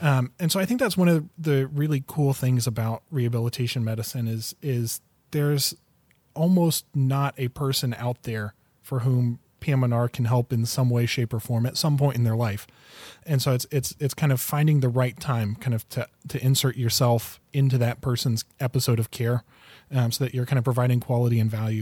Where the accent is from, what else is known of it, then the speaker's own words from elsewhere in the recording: northern Indiana, United States; now in Grand Rapids, Michigan, United States; I grew up in the Midwest, uh, grew up in northern Indiana